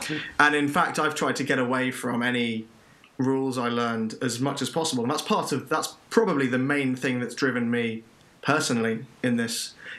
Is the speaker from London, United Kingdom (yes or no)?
no; Bath, South West England, United Kingdom; moved away as an adult; also born or lived in Cardiff; because we're both from Bath.